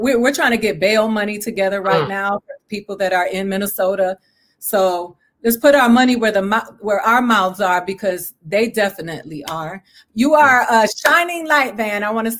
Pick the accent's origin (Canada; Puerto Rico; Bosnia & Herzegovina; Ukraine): Puerto Rico; also born or lived in Dominican Republic; No, I come from Puerto Rico and the Dominican Republic, where anti-Blackness and racism